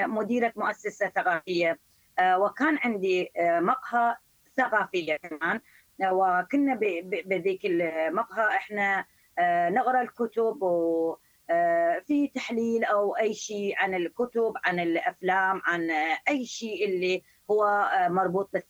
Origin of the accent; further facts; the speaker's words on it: Iran; moved away as an adult; also born or lived in Istanbul, Turkey; now in Canada; أنا طبعا الآن آه، قريب أربع سنين أنا خرجت من إيران تقريبا سنتين كنت في اسطنبول في تركيا وبعد ذلك جيت إلى كندا